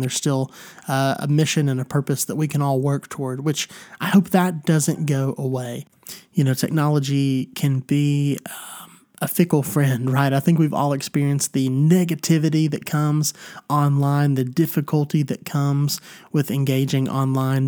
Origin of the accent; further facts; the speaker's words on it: Tennessee, United States; my home state of Tennessee